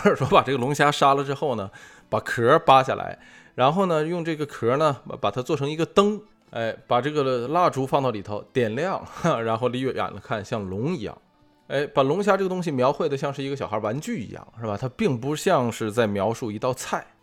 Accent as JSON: {"language": "Chinese", "country": "China", "said": "身为中国人"}